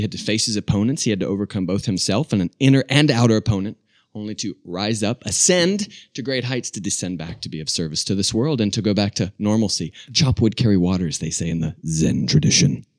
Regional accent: Charlotte, North Carolina, United States; also born or lived in Albuquerque, New Mexico; Charlotte, North Carolina

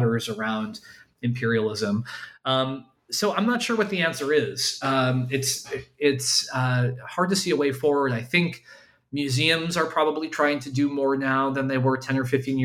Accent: United States; as an American

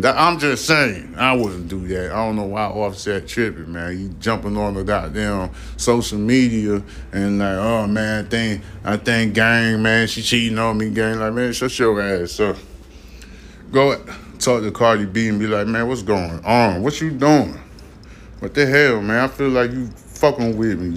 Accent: New York City, New York, United States; I'm from Brooklyn. I was born in Brooklyn.

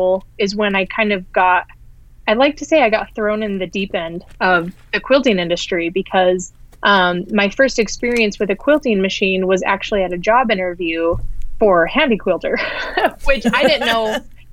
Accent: Ogden, Utah, United States; I grew up in Utah, and the city I grew up in is called Ogden, which is about 40 minutes north of Salt Lake City

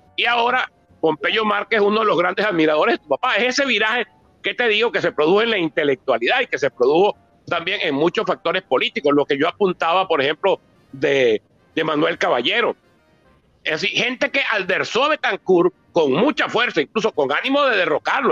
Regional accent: Barinas, Venezuela; yo soy de Barinas

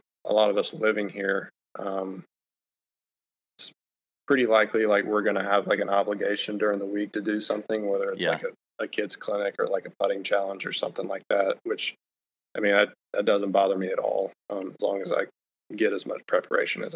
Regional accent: Auburn, Alabama, United States; growing up in Auburn

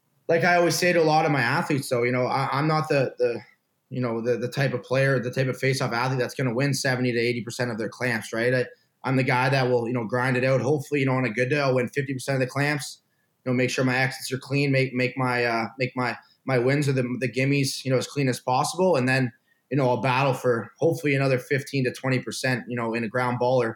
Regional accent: Canada; moved away as an adult; also born or lived in Ohio; being that Canadian kid who just kind of strapped it up, went out and played all the time

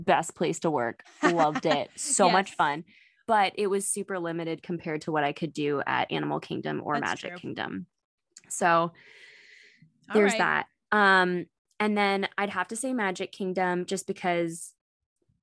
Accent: California, United States; now in Florida, United States; I'm from California.

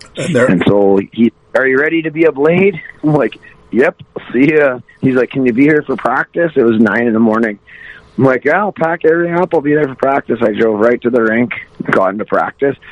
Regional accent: Wainwright, Alberta, Canada; also born or lived in Vermilion, Alberta; I grew up in Wainwright, Alberta. Um, I'm originally I was born in Vermilion, Alberta

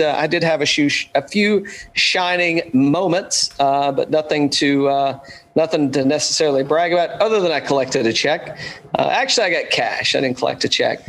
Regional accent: Atlanta, Georgia, United States; my home state, Atlanta, Georgia

